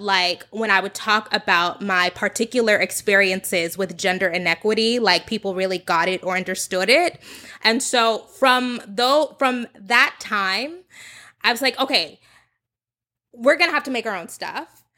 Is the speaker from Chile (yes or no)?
no; United States; moved away as an adult; also born or lived in Texas; I grew up in Oklahoma and Texas, like suburban